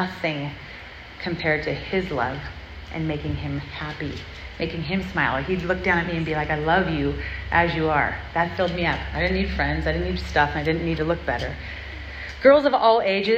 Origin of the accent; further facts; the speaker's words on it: Southern California, United States; I grew up in Southern California